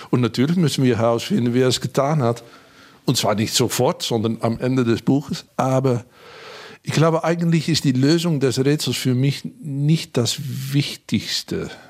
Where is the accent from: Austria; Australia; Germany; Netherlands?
Netherlands; Hengelo, Overijssel; Ich bin an der Grenze aufgewachsen, in Hengelo, in Bukelow, nähe zu Gronau und Bad Bentheim. Zumindest war das eine harte Staatsgrenze, als ich jung war.